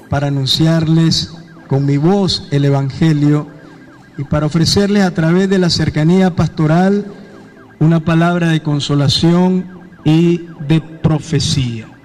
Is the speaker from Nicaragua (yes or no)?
yes; Nicaragua; moved away as an adult; Yo no he pedido salir de Nicaragua. Quiero dejar claro que mi corazón ha estado siempre aquí, en mi tierra, en mi patria y en medio de mi pueblo.